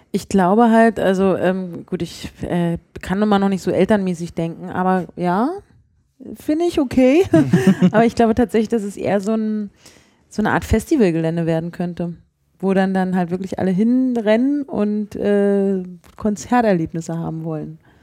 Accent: Berlin, Germany; ich bin ja in Mitte aufgewachsen und teilweise in Friedrichshain

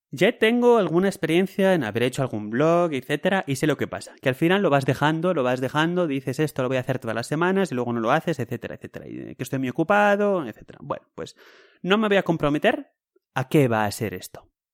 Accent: Spain; now in Switzerland; yo soy español

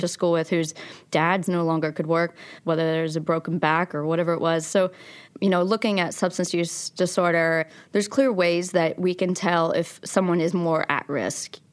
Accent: Logan, West Virginia, United States; also born or lived in Abingdon, Virginia; I was born in Abingdon, Virginia, and I grew up in Logan, West Virginia.

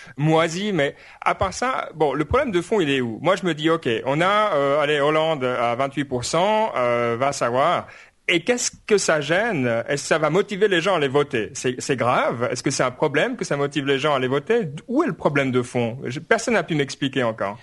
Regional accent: Lausanne region, Vaud, Switzerland; moved away as an adult; now in Dublin, Ireland; j'habite Dublin pour le moment, mais depuis quelques années, mais oui, de Suisse la région lausannoise

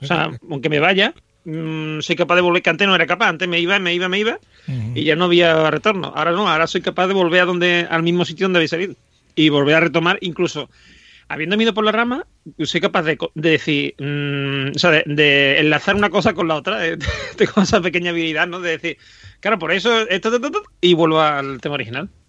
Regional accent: Andalusia, Spain; Esta gente son de mi tierra

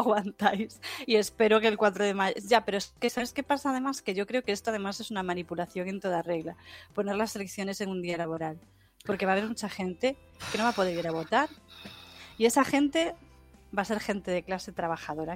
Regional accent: Galicia, Spain; como soy gallega, vivo en el norte

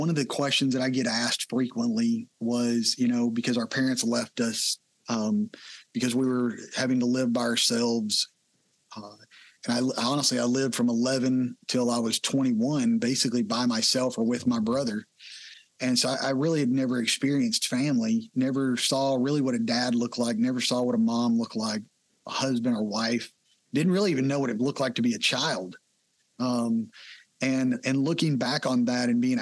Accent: Texas, United States; I grew up in Texas, been here my whole life

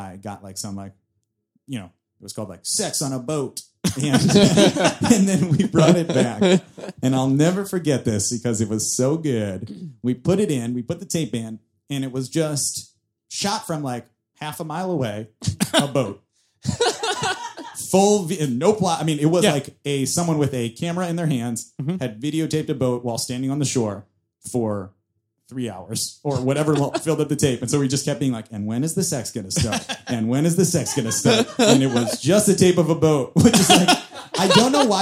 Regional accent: New York City, New York, United States; I grew up here in New York

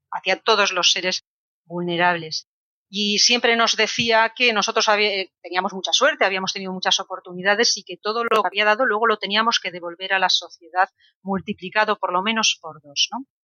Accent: Cartagena, Region of Murcia, Spain; also born or lived in Vilagarcía de Arousa; porque yo estudié el instituto en Villa García, aunque soy de Cartagena, como mi padre era militar, viajamos por muchas ciudades, ¿no?

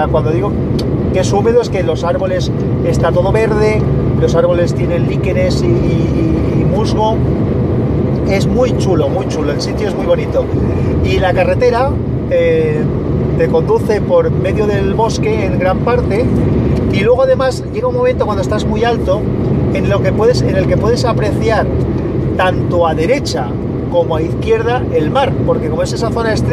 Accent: Valencia, Valencian Community, Spain; los que somos de Valencia, pues nos escapamos alguna vez

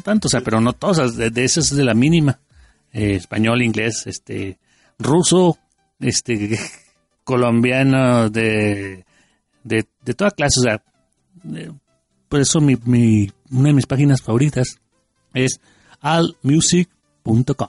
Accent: Mexico; como buenos mexicanos.

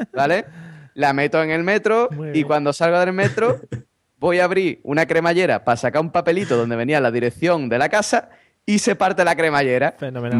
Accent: Spain; los españoles

